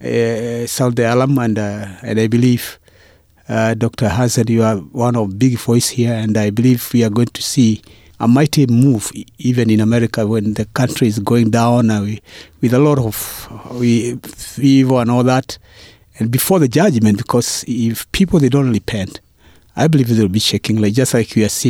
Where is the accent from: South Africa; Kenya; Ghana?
Kenya; moved away as an adult; also born or lived in United States; now in Northwest, United States; Now I'm a Kenyan citizen, and I'm an American citizen now